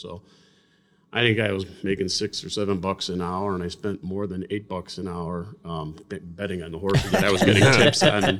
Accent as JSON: {"language": "English", "town": "Berwyn", "region": "Illinois", "country": "United States", "tie": "born or raised there", "said": "Everybody knew everybody in Berwyn. I was from the South Berwyn."}